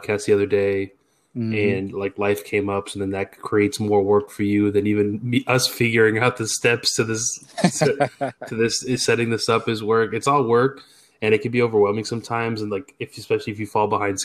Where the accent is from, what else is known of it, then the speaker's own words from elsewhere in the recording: Massachusetts, United States; now in Texas, United States; I'm from Massachusetts originally.